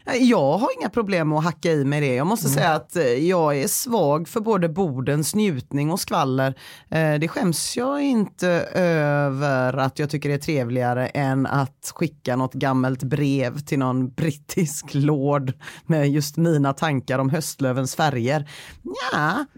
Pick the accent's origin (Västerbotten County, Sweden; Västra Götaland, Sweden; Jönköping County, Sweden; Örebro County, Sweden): Västra Götaland, Sweden; Gothenburg